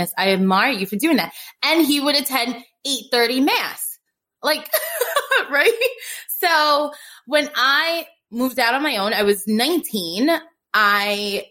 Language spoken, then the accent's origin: English; New York City, New York, United States; moved away; also born or lived in Staten Island; I'm originally from Brooklyn and I moved to Staten Island